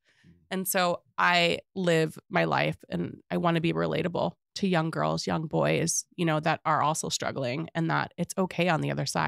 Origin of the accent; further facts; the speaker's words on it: Atlanta, Georgia, United States; now in Missoula, United States; I'm from Atlanta, Georgia originally. I grew up with the most diverse ethnicity background, right?